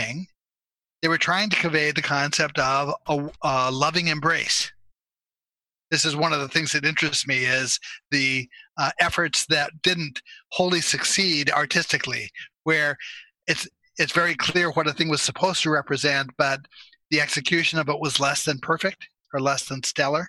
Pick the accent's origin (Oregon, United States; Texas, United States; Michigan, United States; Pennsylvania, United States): Oregon, United States; Salem; I grew up in Salem, Oregon